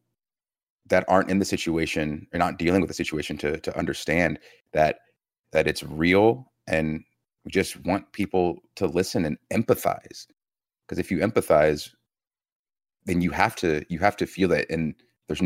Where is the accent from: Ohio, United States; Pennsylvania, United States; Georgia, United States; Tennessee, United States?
Georgia, United States; growing up in Georgia